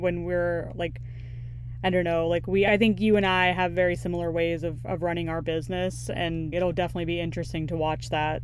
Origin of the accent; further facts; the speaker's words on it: United States; my own upbringing and what I've had to deal with as a child, like growing up in America